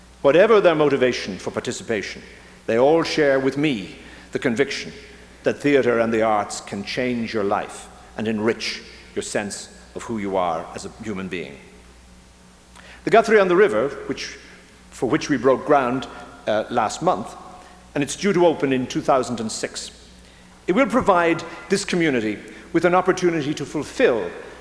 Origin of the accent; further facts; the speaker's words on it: Ireland; moved away as an adult; now in Minnesota, United States; I come from Ireland, where theatre and politics have always been intertwined